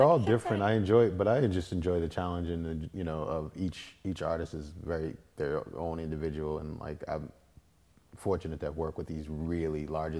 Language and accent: English; Boston, Massachusetts, United States; moved away as an adult; also born or lived in Hampton, Virginia; I was from Boston. I'm from Boston.